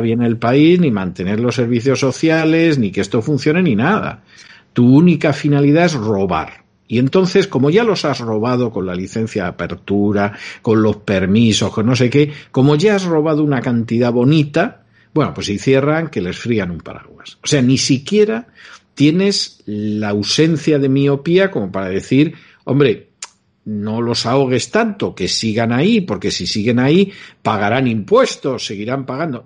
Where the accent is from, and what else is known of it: Spain